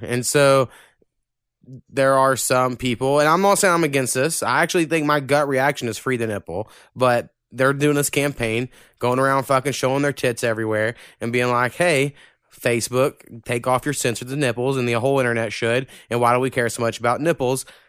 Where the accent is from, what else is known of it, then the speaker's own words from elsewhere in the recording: Oklahoma, United States; we're from Oklahoma